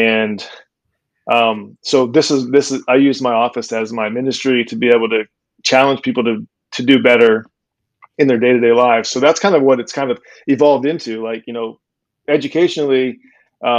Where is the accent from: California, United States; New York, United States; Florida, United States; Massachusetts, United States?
Florida, United States; Cape Coral; I'm from Cape Coral. So I went to Mariner High School, graduated there in 1998